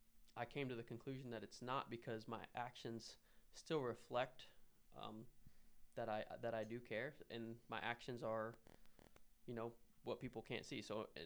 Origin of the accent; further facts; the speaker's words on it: Philippines; Like, I didn't grow up in this country, but, you know, I was born here. I grew up in the Philippines